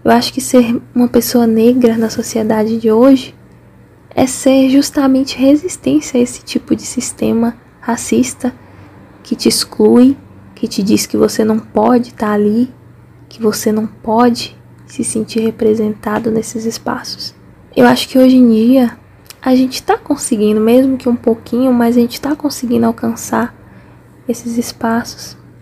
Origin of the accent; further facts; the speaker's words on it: Nova Canaã, Bahia, Brazil; now in Montes Claros, Brazil; Eu sou natural de Nova Canaã, no interior da Bahia, mas atualmente eu tô morando em Montes Claros, Minas Gerais